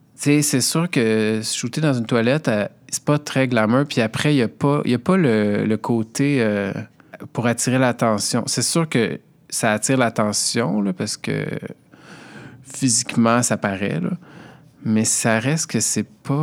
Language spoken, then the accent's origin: French; Montreal, Quebec, Canada; je viens de Montréal, j'ai 37 ans